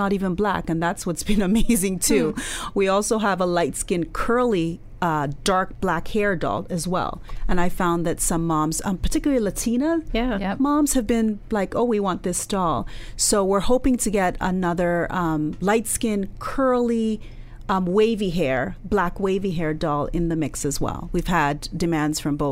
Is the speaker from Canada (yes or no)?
yes; Canada; although I was born in Canada, my background is Nigerian